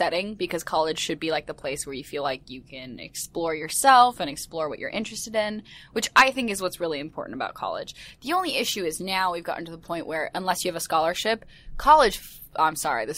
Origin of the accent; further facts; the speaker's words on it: the South, United States; moved away; I was from very strict South where you did the exact same thing